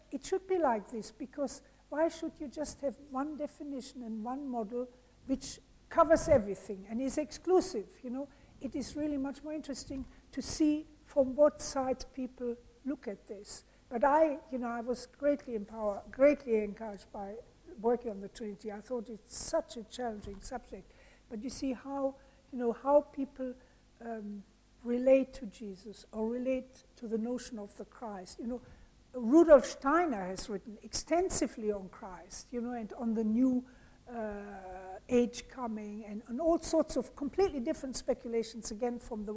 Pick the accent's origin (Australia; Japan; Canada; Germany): Germany; moved away; also born or lived in France / India / England; I'm originally from Germany